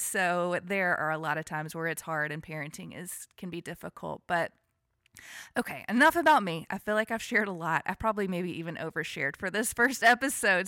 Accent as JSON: {"language": "English", "region": "Alabama", "country": "United States", "tie": "born or raised there", "moved": "yes", "lives_now": "Franklin, United States", "said": "I am a Southern girl. I was born and raised in Alabama"}